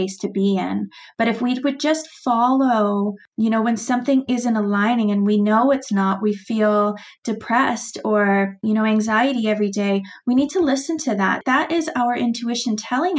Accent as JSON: {"language": "English", "country": "Canada", "said": "being Canadian"}